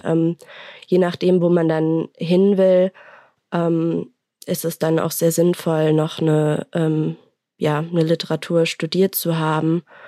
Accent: Mainz, Rhineland-Palatinate, Germany; ich komme aus Mainz

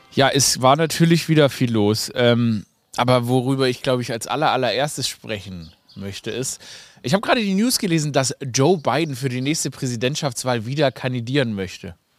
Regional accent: Stuttgart, Baden-Württemberg, Germany; Ich komme ja aus Stuttgart

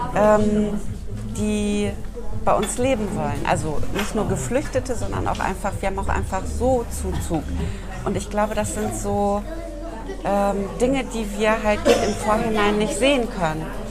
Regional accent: southern Lower Saxony, Germany; now in Bremen, Germany; Ich bin in Südniedersachsen aufgewachsen. Ich bin ah, keine ah, ja. gebürtige Bremerin, aber ich würde sagen, ich bin Bremerin

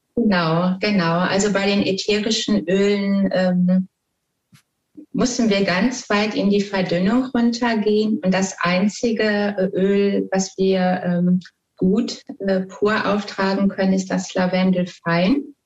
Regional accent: Ruhr area, North Rhine-Westphalia, Germany; ich komme also aus dem Ruhrpott

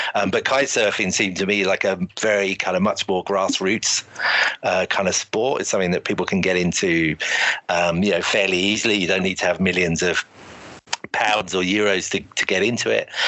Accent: Shoreham-by-Sea, South East England, United Kingdom; moved away as an adult; also born or lived in London; I'm actually from Shoreham originally, um, which is a um, a port you know on the south coast in Sussex. Grew up there

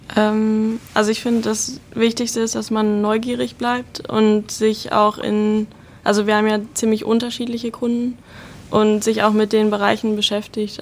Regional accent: Bielefeld, North Rhine-Westphalia, Germany; moved away as an adult; now in Hamburg, Germany; ich komme aus der Stadt, die es nicht gibt, quasi, also aus der Ecke Bielefeld. Ähm, ja, und bin jetzt seit 2018 hier in Hamburg.

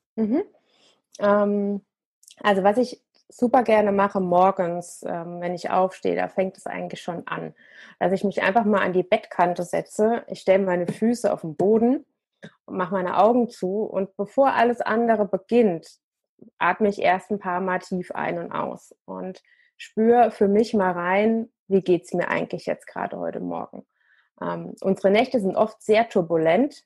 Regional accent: Germany; bei uns in Deutschland

